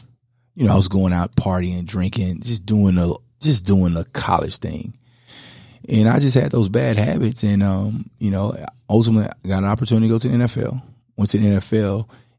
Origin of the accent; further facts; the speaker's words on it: Louisiana, United States; also born or lived in Los Angeles; I was born in L.A. and I grew up in Louisiana.